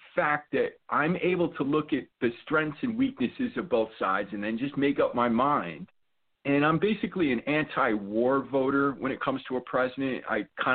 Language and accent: English; New York City, New York, United States; I grew up in the New York City area